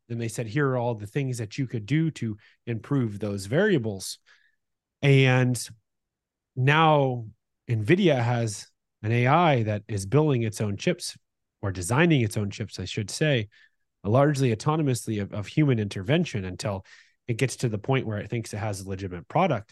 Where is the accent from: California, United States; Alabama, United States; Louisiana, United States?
California, United States; Northern; where we grew up in Northern California